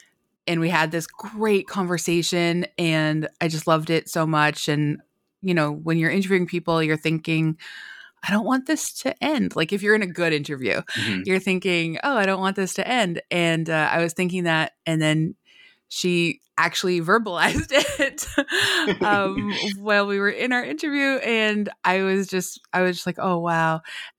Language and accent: English; Canada; I'm Canadian, and so I think like a lot of Canadians